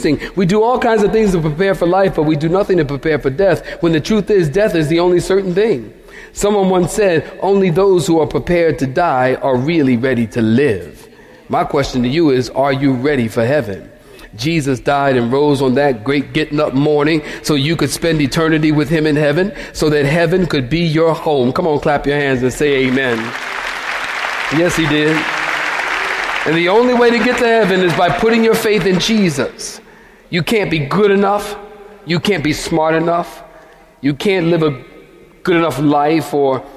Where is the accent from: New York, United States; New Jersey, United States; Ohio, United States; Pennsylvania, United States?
Pennsylvania, United States; Philadelphia